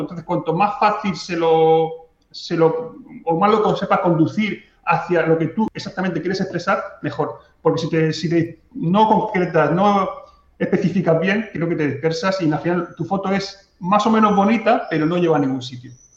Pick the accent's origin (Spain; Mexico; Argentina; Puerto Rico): Spain; Mazarrón, Region of Murcia; ha sido mi pueblo lo que me ha llevado a hacer fotos